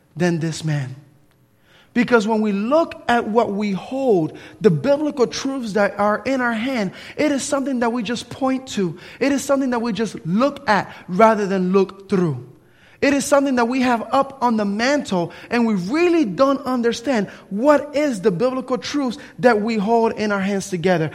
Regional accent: Camden, New Jersey, United States; now in Tallahassee, United States; Growing up in New Jersey, Camden, New Jersey, with all of the pollution and everything else, you really don't see the stars at nighttime

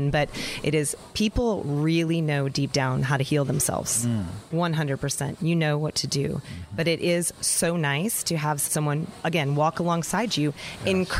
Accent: Cleveland, Ohio, United States; now in Boerne, United States; I'm from Ohio originally, Cleveland, Ohio

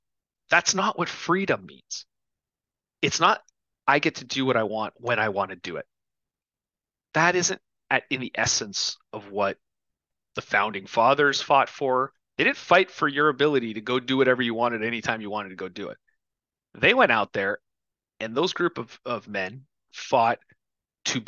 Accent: Canada; now in United States; as a Canadian expat

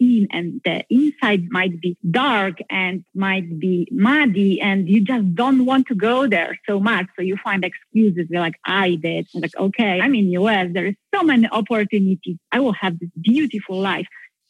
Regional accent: Poland; English is a second language; moved away as an adult; now in United States

